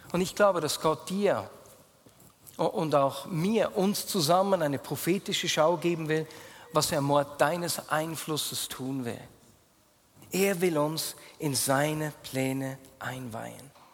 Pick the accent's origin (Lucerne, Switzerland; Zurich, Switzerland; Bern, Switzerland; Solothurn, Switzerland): Bern, Switzerland; accent: Bernese German; first language Bernese German; Berndeutsch ist meine Muttersprache